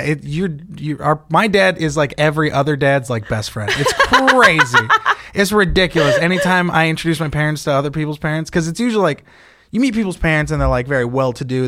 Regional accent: California, United States; I'm from California

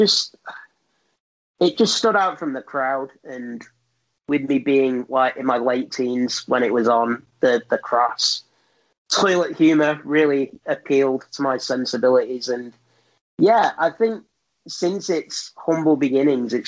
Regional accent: United Kingdom; I am a British person

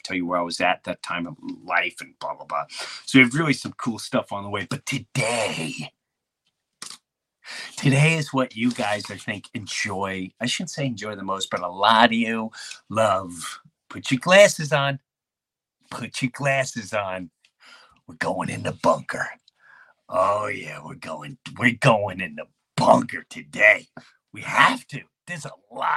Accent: Long Island, New York, United States; the people I grew up with in Long Island, Jefferson Avenue

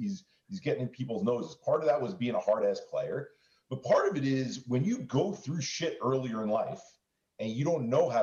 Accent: New York, United States; Growing up in New York

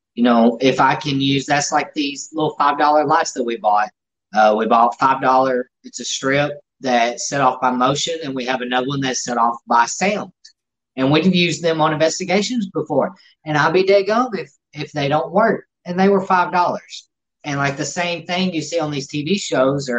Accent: the South, United States; We're from the South

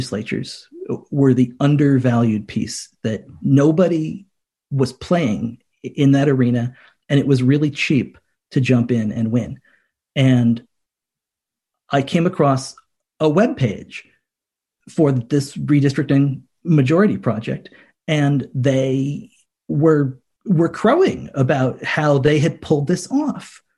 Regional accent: Connecticut, United States; I grew up in Connecticut

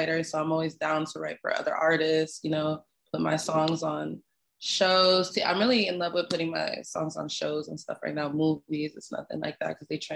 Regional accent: Canada; moved away as an adult; also born or lived in Caribbean; now in United States; I'm from Canada

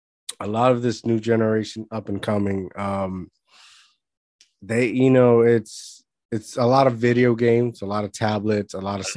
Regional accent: Puerto Rico; I grew up in Puerto Rico.

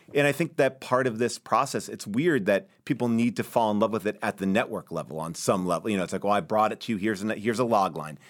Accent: Long Island, New York, United States; now in Los Angeles, United States; where I grew up in Long Island

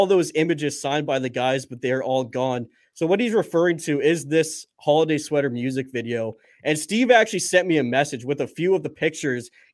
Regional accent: Canada; as a Canadian

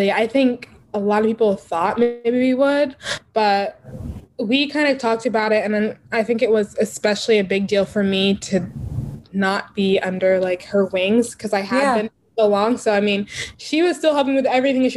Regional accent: Texas, United States; growing up in Texas

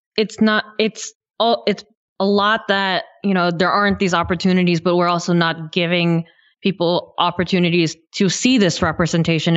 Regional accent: near Yosemite, California, United States; I grew up near Yosemite

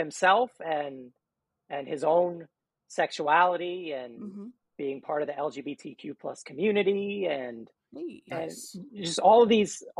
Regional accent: New York City, New York, United States; we're all actually from New York City

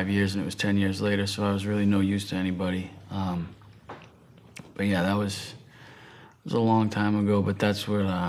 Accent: right outside of Boston, Massachusetts, United States; I'm from the East Coast, from Massachusetts, right outside of Boston.

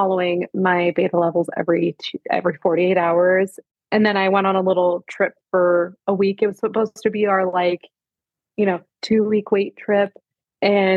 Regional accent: Canada; I'm Canadian

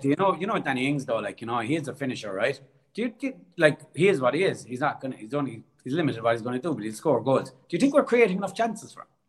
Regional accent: Cork, Munster, Ireland; accent: Irish; moved away as an adult; now in Australia

